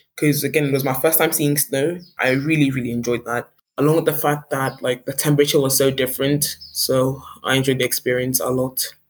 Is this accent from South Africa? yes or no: yes; South Africa; I come from South Africa